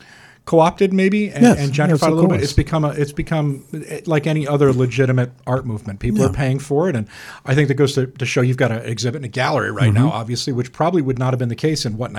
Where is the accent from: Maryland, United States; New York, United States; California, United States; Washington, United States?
New York, United States; New York City; moved away; I grew up in New York City for a period